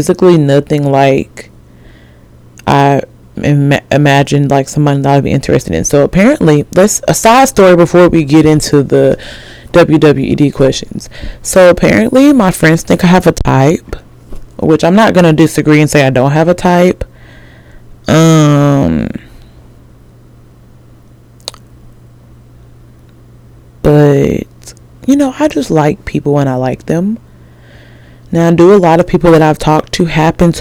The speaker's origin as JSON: {"language": "English", "region": "Alabama", "country": "United States", "said": "I'm from Alabama."}